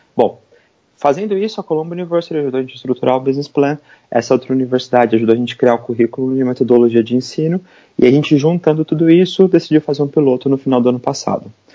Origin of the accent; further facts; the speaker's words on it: São Paulo, Brazil; moved away as an adult; now in New York, United States; eu sou brasileiro, eu morava no, em São Paulo e eu me mudei para os Estados Unidos